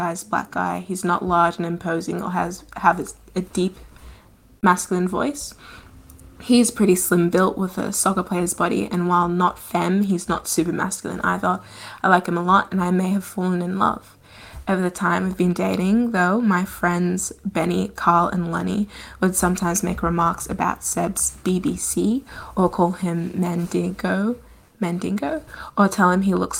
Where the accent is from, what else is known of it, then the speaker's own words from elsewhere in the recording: Australia; I was born and have grown up in Australia.